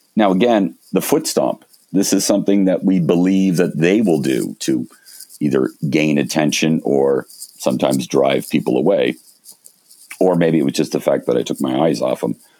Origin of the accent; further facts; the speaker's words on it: Canada; moved away as an adult; also born or lived in Montreal / Toronto; now in British Columbia, Canada; I grew up in Montreal and Toronto.